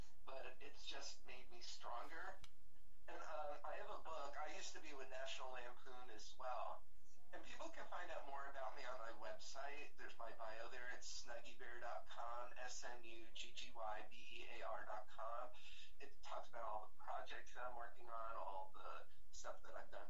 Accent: New Jersey, United States; moved away as an adult; also born or lived in New York / Florida; now in California, United States; growing up in New Jersey

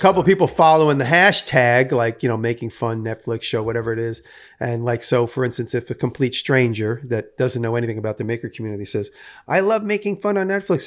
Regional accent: New York City, New York, United States; also born or lived in Manhattan; I grew up in and around New York City.

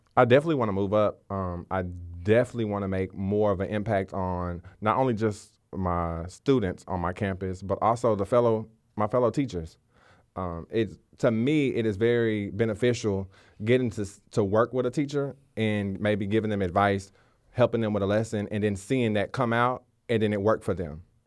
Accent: Waco, Texas, United States; I'm from Waco, Texas. Um, been there my whole life.

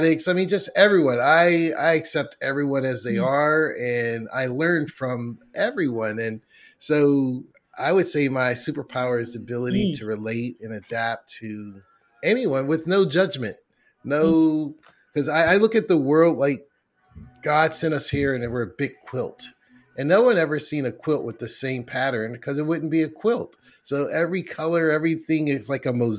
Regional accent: Braddock, Pennsylvania, United States; I grew up in Pittsburgh in Braddock, PA

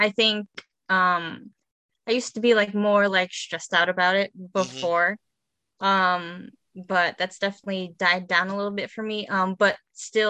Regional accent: Chicago suburbs, Illinois, United States; I was born in Chicago and then moved to the suburbs, been raised there.

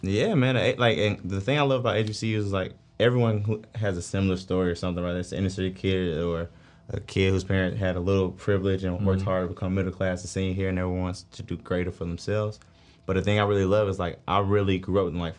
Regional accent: Atlanta, Georgia, United States; I'm from Atlanta, born and raised

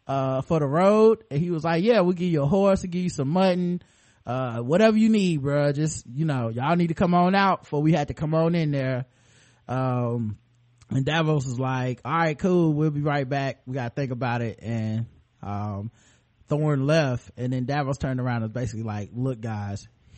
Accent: Australia; I know because I looked it up on Rap Genius, and I'm from Australia.

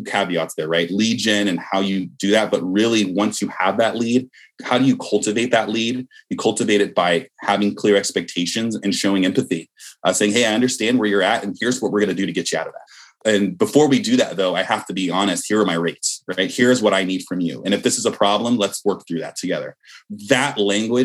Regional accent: Bay Area, California, United States; I'm from the Bay Area.

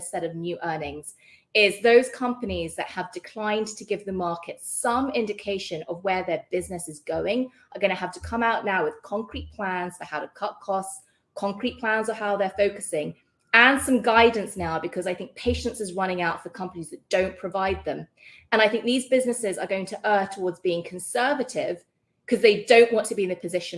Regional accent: United Kingdom; accent: British; moved away; You can hear from my accent, I'm British

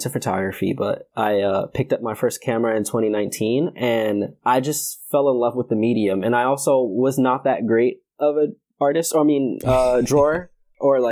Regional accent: New York City, New York, United States; now in Connecticut, United States; I am from Brooklyn, New York. I live in Connecticut

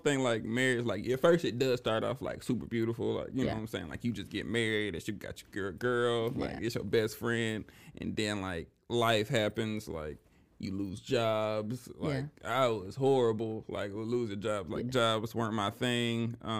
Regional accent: Alabama, United States; born there; So I was born in Alabama, military family, but my dad is originally from Memphis.

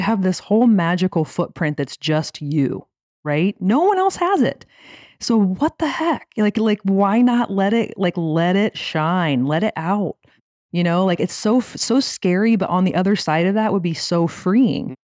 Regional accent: Lima, Ohio, United States; So, I'm from Lima, Ohio. My parents met young in Lima

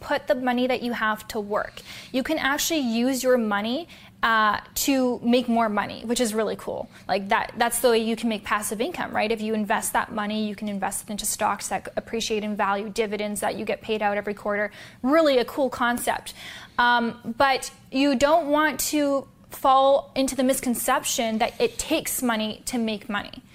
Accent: Canada; I was born in Canada

